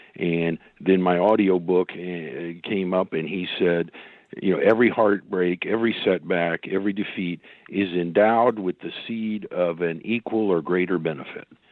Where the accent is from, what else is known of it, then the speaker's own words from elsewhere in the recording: Oklahoma, United States; my home state here in Oklahoma